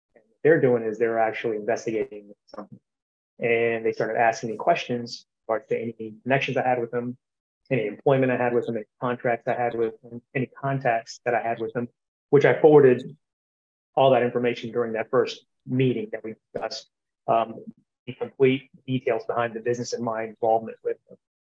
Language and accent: English; Columbus, Georgia, United States; Columbus, Georgia, which is my hometown where, where I currently reside